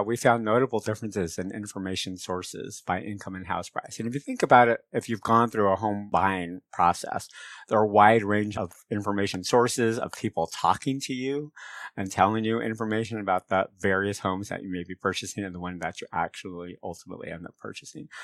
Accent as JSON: {"language": "English", "area": "San Francisco Bay Area", "region": "California", "country": "United States", "tie": "born or raised there", "said": "My folks were rural farmers in Mexico, but I grew up in the San Francisco Bay Area"}